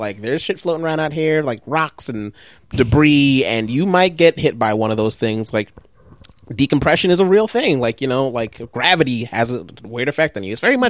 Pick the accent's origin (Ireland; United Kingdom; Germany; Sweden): Sweden; now in United States; I'm having a great time here in America. Like, you know, like, you know, I'm from Sweden